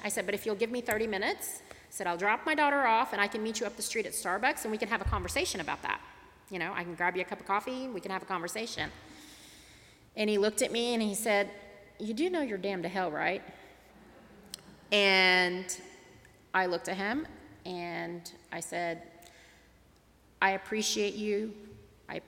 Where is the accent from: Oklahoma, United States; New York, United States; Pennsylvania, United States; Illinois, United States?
Oklahoma, United States; Tulsa; growing up in Tulsa, Oklahoma